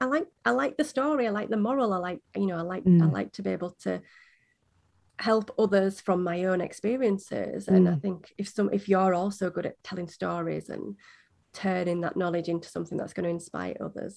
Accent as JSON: {"language": "English", "region": "Yorkshire and the Humber", "country": "United Kingdom", "said": "I'm from Yorkshire in the UK."}